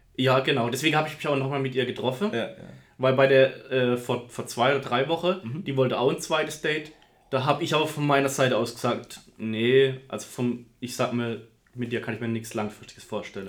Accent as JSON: {"language": "German", "town": "Karlsruhe", "region": "Baden-Württemberg", "country": "Germany", "said": "ich komme aus dem Raum Karlsruhe"}